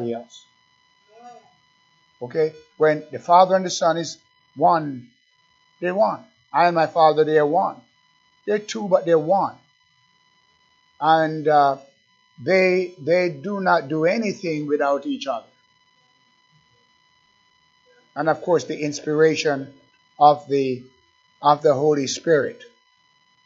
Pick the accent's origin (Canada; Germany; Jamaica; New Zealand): Jamaica; now in United States; I'm an American, but I was born in Jamaica